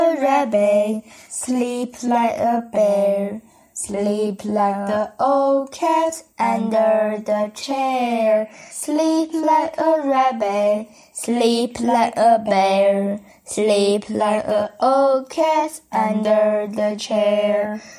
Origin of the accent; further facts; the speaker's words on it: Tianjin, China; 今年我八岁了。我来自于天津，